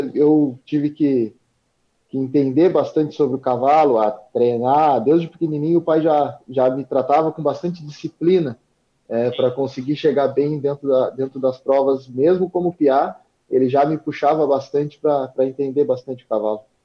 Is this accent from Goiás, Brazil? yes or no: no; Arroio Grande, Rio Grande do Sul, Brazil; natural de Arroio Grande, vivo em Arroio Grande